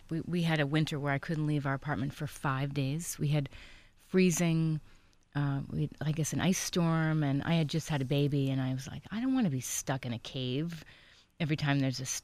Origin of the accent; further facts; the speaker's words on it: East Coast, United States; now in California, United States; I'm from the East Coast